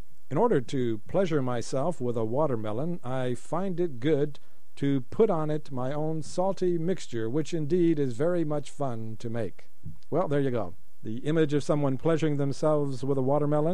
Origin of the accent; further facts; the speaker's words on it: Colorado, United States; now in Japan; I grew up in Colorado